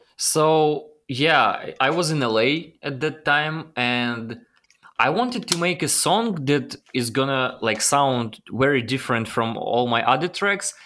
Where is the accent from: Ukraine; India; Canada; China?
Ukraine; English is a second language; moved away as an adult; also born or lived in Los Angeles, United States; it was my dream to come to United States from Ukraine.